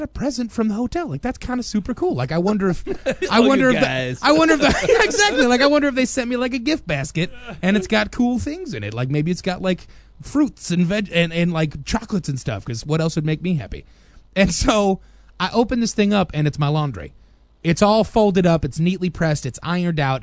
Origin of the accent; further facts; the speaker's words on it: United States; Being an American dude in the Philippines